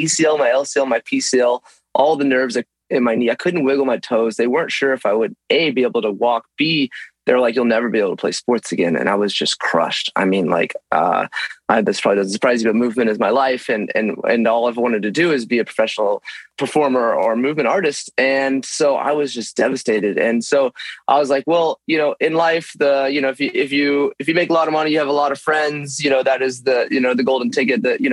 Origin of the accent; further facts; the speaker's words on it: Texas, United States; now in Los Angeles, United States; growing up in Texas